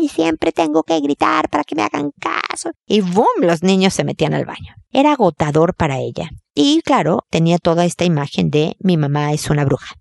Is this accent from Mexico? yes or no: yes; Mexico; now in Chile; Yo soy mexicana también, pero estoy en Chile